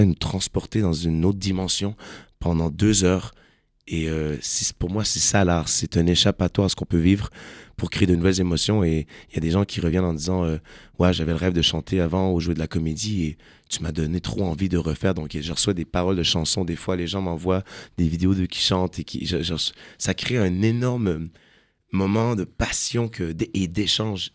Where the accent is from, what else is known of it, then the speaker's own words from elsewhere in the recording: Quebec, Canada; Je suis un Québécois